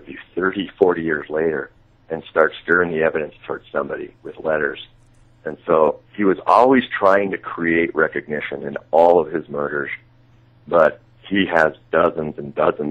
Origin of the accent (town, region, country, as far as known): Great Falls, Montana, United States; born or raised there